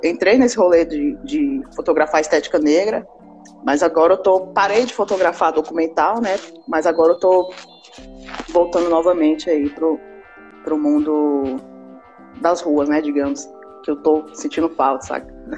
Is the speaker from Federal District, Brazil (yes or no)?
yes; Ceilândia, Federal District, Brazil; Sou aqui do Distrito Federal, mas resido aqui na Ceilândia, né? Desde, o, desde que nasci